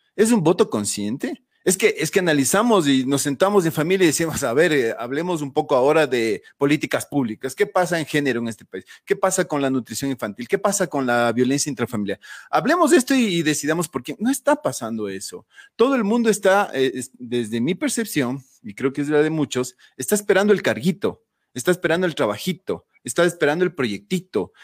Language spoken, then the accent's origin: Spanish; Ecuador; como ecuatorianos eh, asumimos